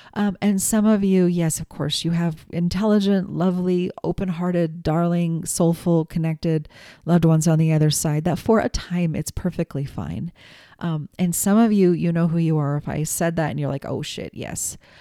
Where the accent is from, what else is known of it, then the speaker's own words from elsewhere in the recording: United States; also born or lived in New England; I'm an American kid, you know. Yes, I have descendants from Ireland and Scotland